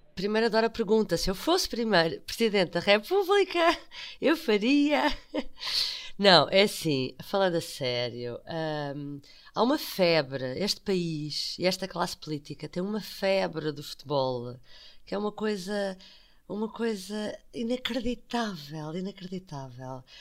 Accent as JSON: {"language": "Portuguese", "country": "Portugal", "said": "eu, como portuguesa"}